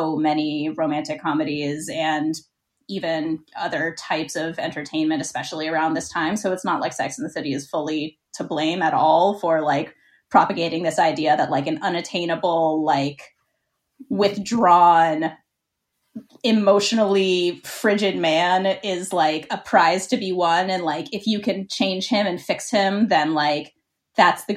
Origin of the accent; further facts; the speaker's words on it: Pittsburgh, Pennsylvania, United States; moved away as an adult; also born or lived in New York; I grew up in Pittsburgh, Pennsylvania